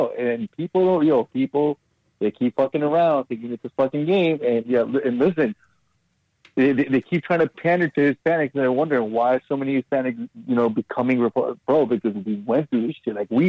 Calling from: Brooklyn, New York, United States; also born or lived in South America; It's Brooklyn.

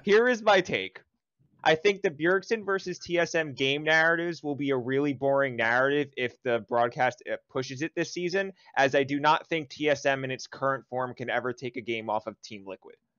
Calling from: Jersey City, New Jersey, United States; also born or lived in Los Angeles; I'm calling from Jersey City, New Jersey

